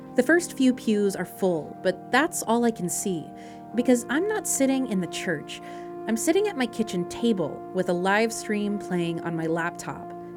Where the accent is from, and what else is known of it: Frankfort, Kentucky, United States; born or raised there